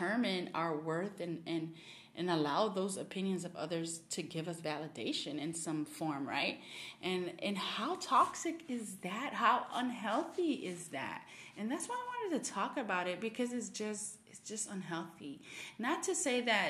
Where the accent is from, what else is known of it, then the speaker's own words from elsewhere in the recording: Miami, Florida, United States; moved away; I'm originally from Miami